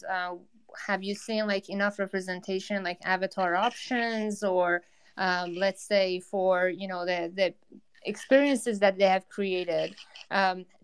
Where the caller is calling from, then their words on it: New York, United States; i'm in new york